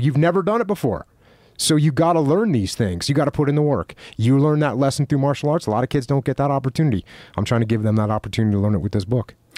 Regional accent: East Coast, United States; moved away; I grew up on the East Coast listening to old school hardcore music

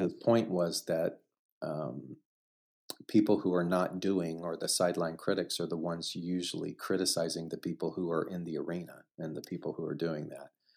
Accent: Southeast Texas, United States; moved away as an adult; also born or lived in New York City / Los Angeles; growing up in Southeast Texas

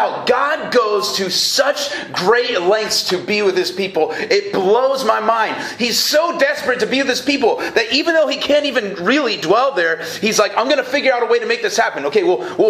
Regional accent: North Idaho, United States; I grew up in North Idaho

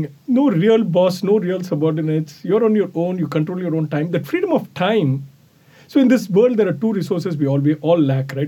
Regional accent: India; moved away as an adult; also born or lived in Rochester, United States; now in New York City, United States; I originally come from India, where I grew up and did my undergrad and MBA degrees

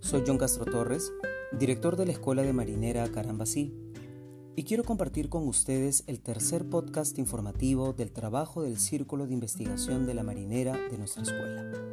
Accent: Peru; en este género que nos representa como peruanos

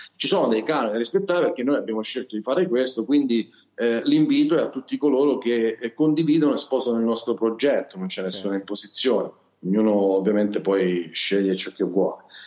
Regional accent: Calabria, Italy; accent: Calabrian; Io sono calabrese, purtroppo questo mio accento non so se si sente, ma sono del sud Italia

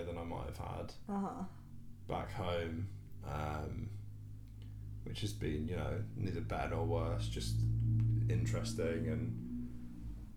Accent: London, United Kingdom; moved away as an adult; growing up in London

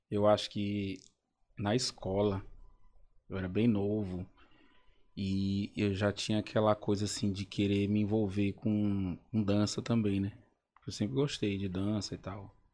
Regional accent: Caxias, Brazil; Mas lá na, na minha cidade, que eu sou de Caxias, né?

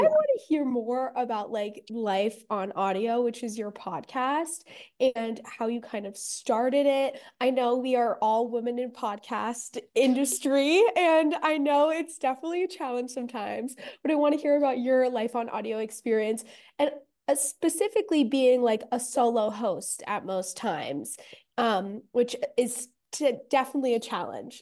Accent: Los Angeles, California, United States; I'm from Venice Beach, and I went to, like, we both, Davina and I went to the same high school

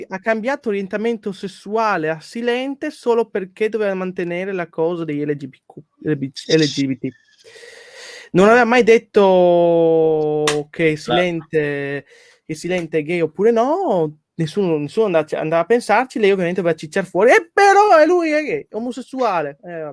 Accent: Poland

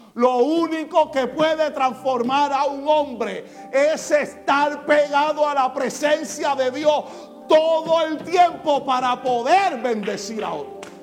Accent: Puerto Rico; En Puerto Rico pasa aún cuando nosotros somos ciudadanos americanos.

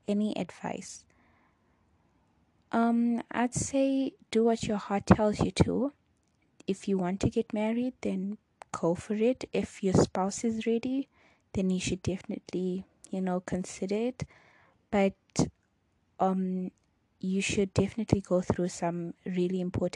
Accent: Durban, KwaZulu-Natal, South Africa; first language Chichewa; English is a second language; I was born in Durban, South Africa. I've lived in South Africa my entire life, but my parents were born in Malawi. So growing up in South Africa

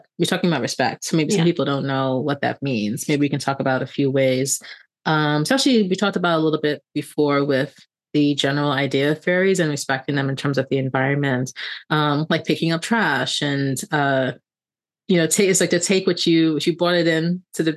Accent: New York City, New York, United States; the childhood house that I grew up in. It's in the like Flatbush region of Brooklyn

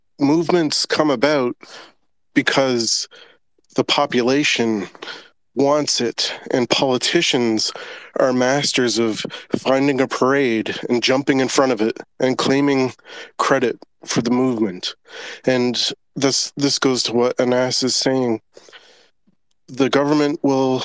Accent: Newfoundland and Labrador, Canada; moved away; I'm from Newfoundland

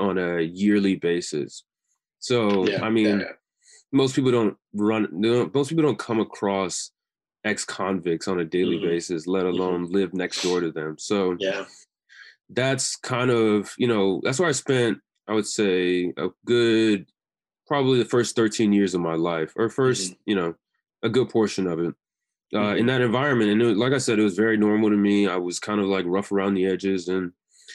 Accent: Houston, Texas, United States; also born or lived in England; I grew up in the great area of Southwest Alief, Texas

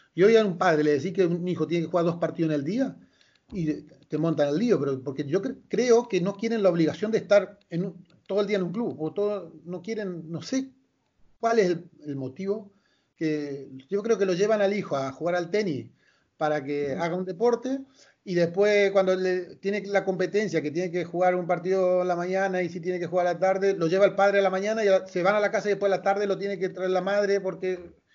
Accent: Malabrigo, Santa Fe, Argentina; yo soy de Malabrigo. Malabrigo es un pueblo pequeño de 7.000, 8.000 habitantes

